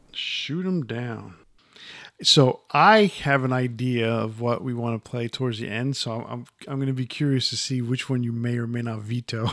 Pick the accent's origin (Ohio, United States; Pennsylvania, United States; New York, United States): New York, United States; growing up in New York